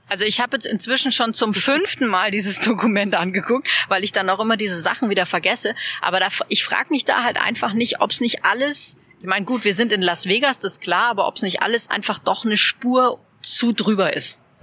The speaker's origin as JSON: {"language": "German", "town": "Munich", "region": "Bavaria", "country": "Germany", "said": "finde ich jetzt als, als Münchnerin"}